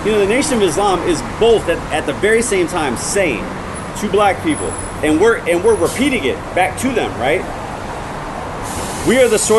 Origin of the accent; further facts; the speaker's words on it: Connecticut, United States; no, Connecticut. Like, really, Connecticut. Like, I am this light skin for a reason.